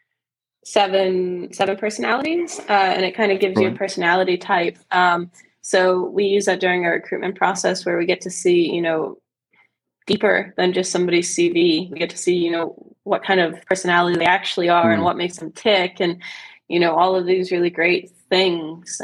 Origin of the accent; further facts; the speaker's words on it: United States; I'm obviously American